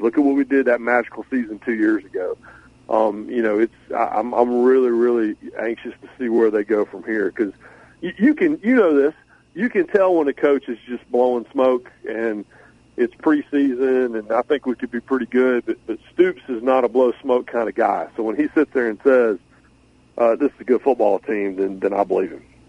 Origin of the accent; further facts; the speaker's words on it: Raleigh, North Carolina, United States; I grew up in Raleigh